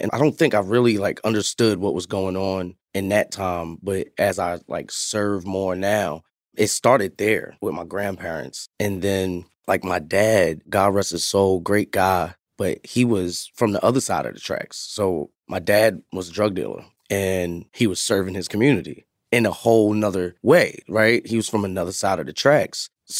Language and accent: English; Bronx, New York, United States; Two New York City guys just trying to make some change.